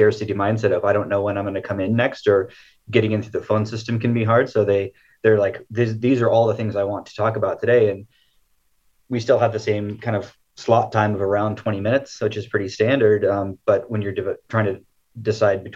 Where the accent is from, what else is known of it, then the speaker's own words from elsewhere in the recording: Siskiyou County, California, United States; I grew up in Siskiyou County.